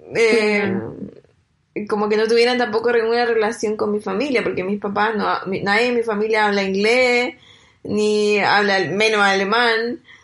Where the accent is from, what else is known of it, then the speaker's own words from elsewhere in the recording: Chile; moved away as an adult; now in Germany; cuando estoy en Chile o toda mi infancia en Chile